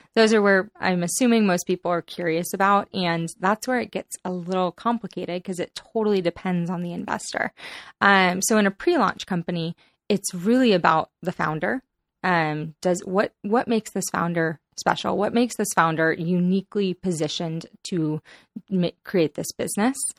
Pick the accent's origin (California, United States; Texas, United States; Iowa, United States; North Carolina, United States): California, United States; San Diego; also born or lived in Boston / Los Angeles; now in San Francisco, United States; I grew up in San Diego, California